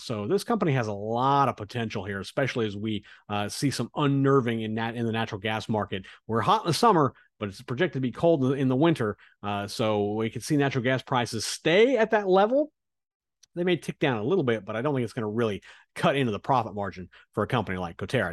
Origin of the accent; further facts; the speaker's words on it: Kansas, United States; now in South Florida, United States; I'm from Kansas